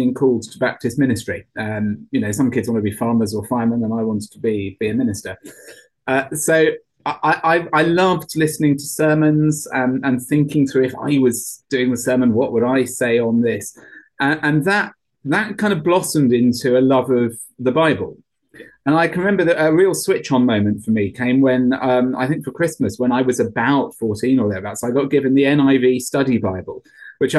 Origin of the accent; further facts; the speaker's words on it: Sevenoaks, South East England, United Kingdom; I grew up in Seven Oaks in Kent.